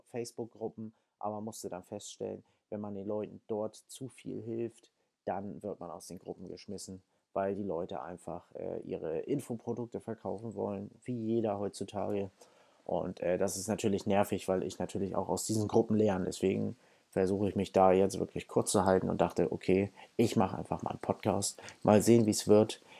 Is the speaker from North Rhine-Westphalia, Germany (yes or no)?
no; Hamburg, Germany; Ich komme aus Hamburg, bin 28 Jahre alt